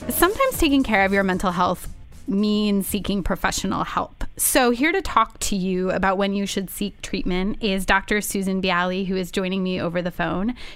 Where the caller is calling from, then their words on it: Vancouver, British Columbia, Canada; I'm actually calling from Vancouver, Canada.